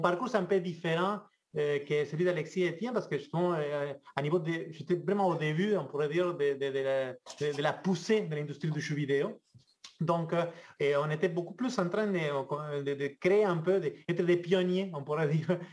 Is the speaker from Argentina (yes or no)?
yes; Argentina; French is a second language; moved away as an adult; now in Quebec, Canada; je viens de, loin, je viens de l'Argentine